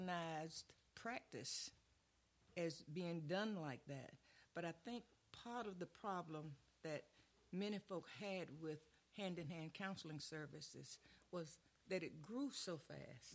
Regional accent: Brunswick, Georgia, United States; my hometown, Brunswick, Georgia

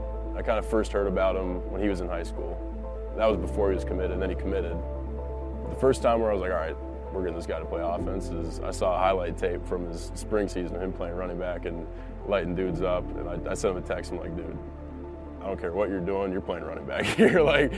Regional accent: Fond du Lac, Wisconsin, United States; I'm originally from Fond du Lac in high school.

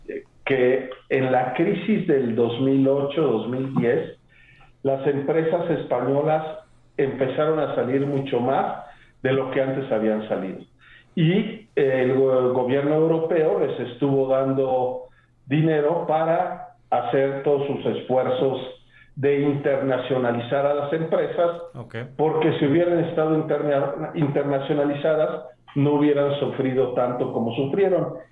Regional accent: Mexico City, Mexico; moved away as an adult; now in Puebla, Mexico; Yo soy eh, originario de la Ciudad de México, pero de abuelo paterno de Querétaro

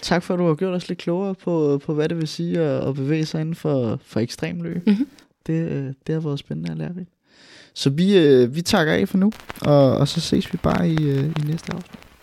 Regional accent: Albertslund, Capital Region of Denmark, Denmark; i Albertslund, hvor, hvor vi kommer fra

